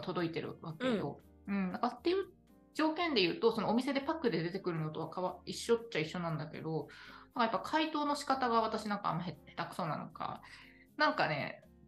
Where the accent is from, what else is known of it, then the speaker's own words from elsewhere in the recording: Akita, Japan; moved away; 私の、あの、実家の秋田県の、なんかどうせだから、じゃその地元の秋田県から